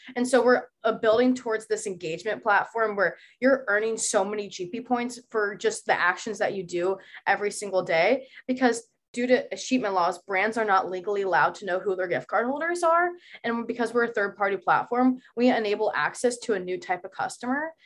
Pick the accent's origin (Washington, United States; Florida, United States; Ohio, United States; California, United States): Ohio, United States; Columbus; now in Boston, United States; I am from Columbus, Ohio, and I promise you, it's way more than just farmland